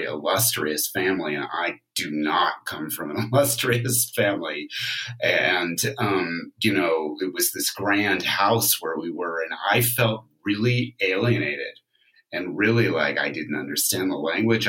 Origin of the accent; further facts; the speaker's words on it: California, United States; I'm really from California